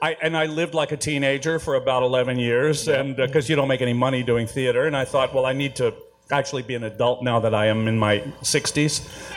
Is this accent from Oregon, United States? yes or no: no; Houston, Texas, United States; I'm from Texas. Yeah, I'm from Houston.